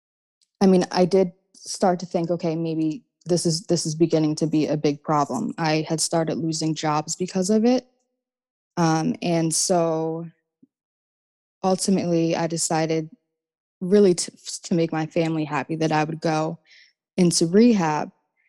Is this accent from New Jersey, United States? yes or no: yes; New Jersey, United States; I'm from South Jersey